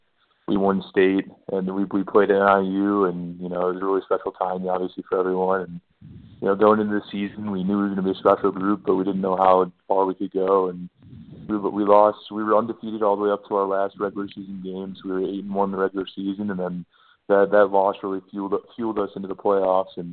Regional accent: Sugar Grove, Illinois, United States; also born or lived in Batavia, Illinois; I was born in Sugar Grove in Illinois

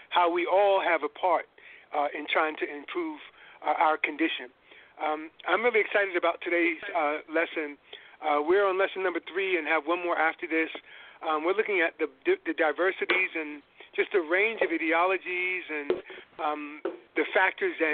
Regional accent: New York, United States; now in San Francisco, United States; I am a New Yorker

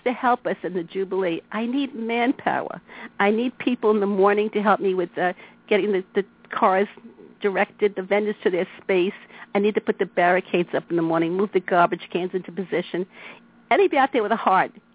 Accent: New York City, New York, United States; I grew up in Queens, and I came to Brighton Beach to spend summers with my grandmother

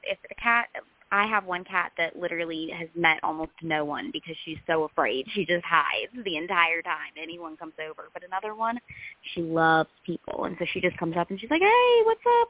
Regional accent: Greensboro, North Carolina, United States; I grew up in Greensboro, North Carolina, born, raised, and still here.

